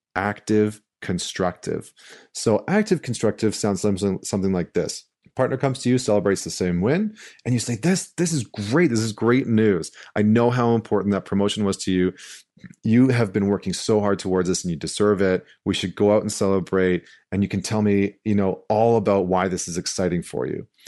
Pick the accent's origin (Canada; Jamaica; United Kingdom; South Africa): Canada; St. Albert, Alberta; moved away; I'm coming to you live from St. Albert, Alberta. I'm back in my hometown, uh, which is right outside of Edmonton.